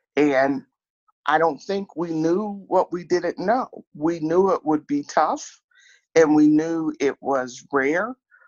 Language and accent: English; Atchison, Kansas, United States; I grew up in Atchison, Kansas, a small town in Atchison.